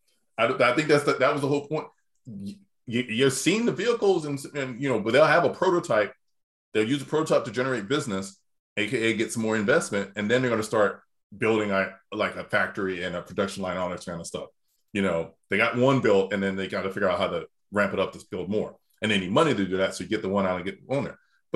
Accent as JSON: {"language": "English", "town": "Dundee", "country": "United States", "tie": "born or raised there", "said": "I had to look up numbers in my hometown of what prices for land and houses were going for."}